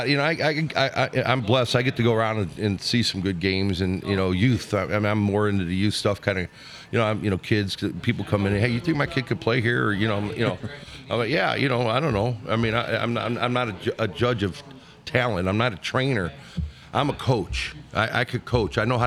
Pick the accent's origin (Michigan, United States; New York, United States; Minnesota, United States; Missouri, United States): Missouri, United States; St. Louis; also born or lived in Clemson, South Carolina; growing up in the South City